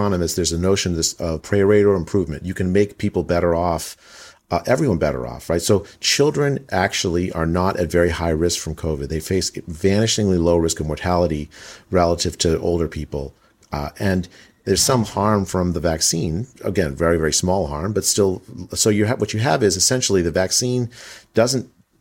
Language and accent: English; United States; as an American economist